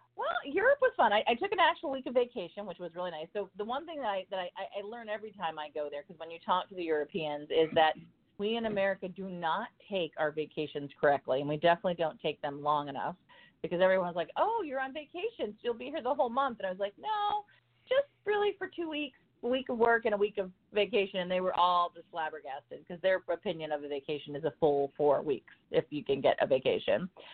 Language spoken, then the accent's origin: English; Ohio, United States; now in North Carolina, United States; my hometown of Ohio